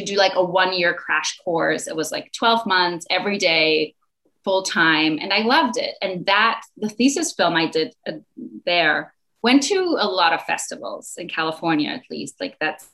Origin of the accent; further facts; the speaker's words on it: Mallorca, Balearic Islands, Spain; also born or lived in Berlin, Germany / United States; now in Mallorca, Spain; I was born in Berlin, Germany, and I moved to Mallorca, Spain when I was 9 years old.